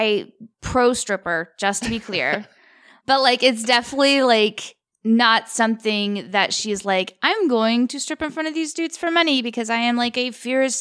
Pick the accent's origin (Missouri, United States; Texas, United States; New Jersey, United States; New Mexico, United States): Missouri, United States; Sikeston; I come from Sykeston, Missouri.